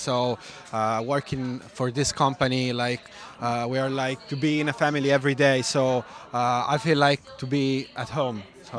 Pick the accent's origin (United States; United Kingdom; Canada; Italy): Italy; Alessandria, Piedmont; English is a second language; So I'm coming from Italy, so Piemonte area, which is Alessandria, so really close to Barolo area, so 40 minutes car so from there.